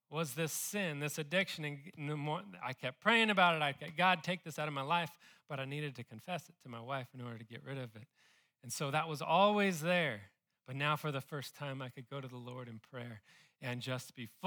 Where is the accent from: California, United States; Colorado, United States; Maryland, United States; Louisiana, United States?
California, United States; now in Austin, United States; I came from California. I do miss them a little bit.